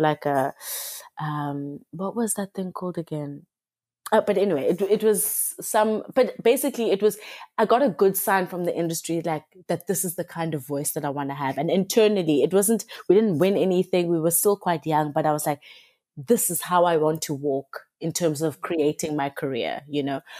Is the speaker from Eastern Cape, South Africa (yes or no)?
no; Cape Town, Western Cape, South Africa; I've grown up in Cape Town all my life.